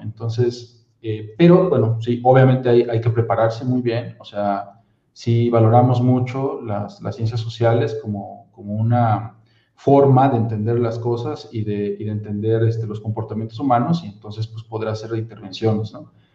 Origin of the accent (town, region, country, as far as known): Mexico